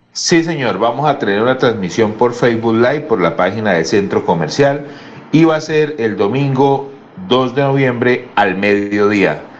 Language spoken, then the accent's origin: Spanish; Bucaramanga, Santander, Colombia; todos los que somos de Bucaramanga y el área de influencia